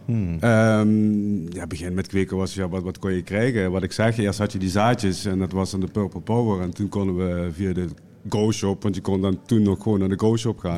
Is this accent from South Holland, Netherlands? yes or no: no; Limburg, Netherlands; bij ons in Limburg